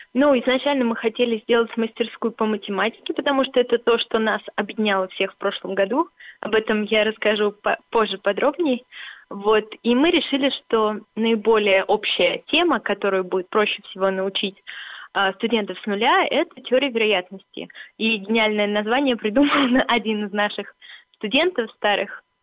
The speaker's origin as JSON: {"language": "Russian", "town": "Dubna", "region": "Moscow Oblast", "country": "Russia", "said": "Я из Дубны, у нас там все математики, физики"}